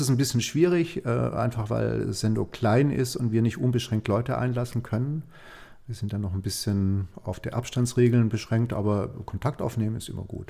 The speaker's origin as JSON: {"language": "German", "country": "Germany", "said": "hier bei uns in Deutschland"}